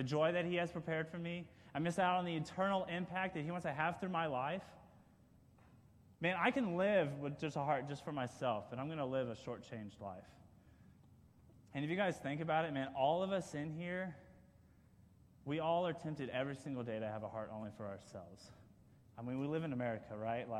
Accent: Kansas, United States; I'm from Kansas, actually, and I actually went to Kansas State University

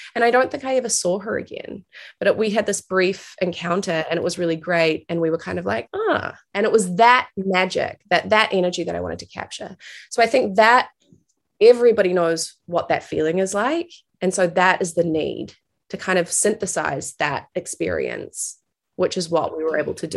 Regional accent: New Zealand; moved away as an adult; also born or lived in New York; I'm originally from New Zealand. That's where I am right now. Uh, it's where I grew up.

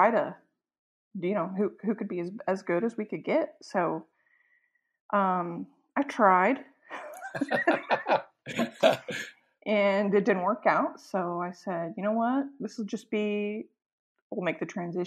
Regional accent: McKinney, Texas, United States; also born or lived in Austin, Texas; my hometown. So I came straight home to McKinney High School.

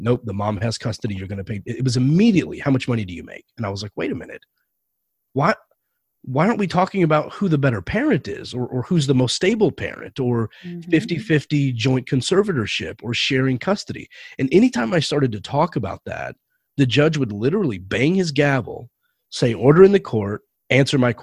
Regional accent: Texas, United States; moved away as an adult; now in California, United States; I've only been here for 4 years, but growing up in Texas

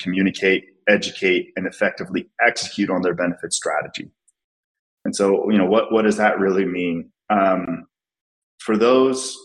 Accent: Salt Lake City, Utah, United States; I was born and raised in Salt Lake City, Utah.

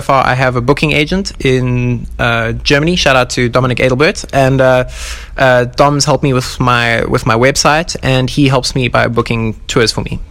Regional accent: South Africa; I'm from Africa

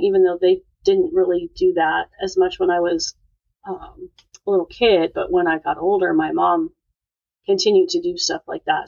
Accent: Sioux Falls, South Dakota, United States; moved away as an adult; also born or lived in Montana; now in Houston, United States; I was born in Montana, but moved to South Dakota when I was ten, and I finished high school and did two years of college there. So I would say that's where I grew up. Right so Sioux Falls, South Dakota.

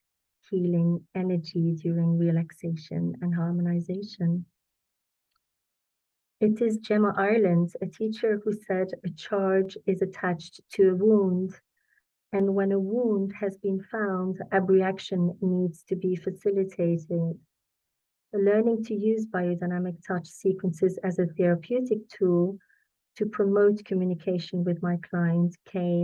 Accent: Belgium; moved away as an adult; also born or lived in London; I'm from Belgium originally

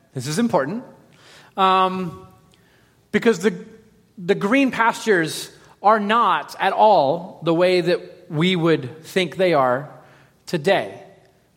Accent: Los Angeles, California, United States; I grew up in Los Angeles

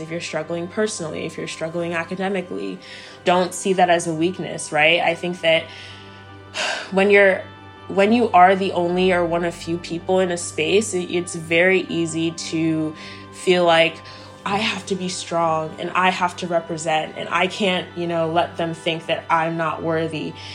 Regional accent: Maryland, United States; moved away as an adult; also born or lived in Silver Spring, Maryland / Cameroon; now in Los Angeles, United States; my move to Maryland. I grew up there for the rest of my life before moving to Los Angeles

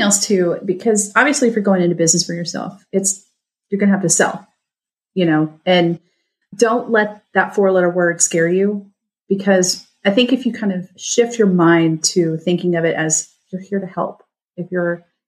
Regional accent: United States; we're obviously American.

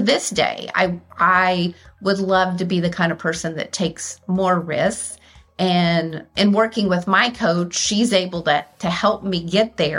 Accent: Austin, Texas, United States; moved away as an adult; now in Atlanta, United States; I grew up in Austin and Texas

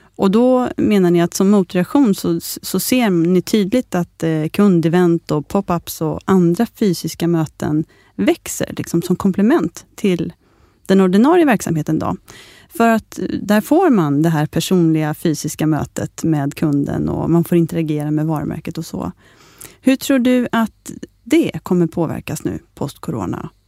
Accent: Sweden

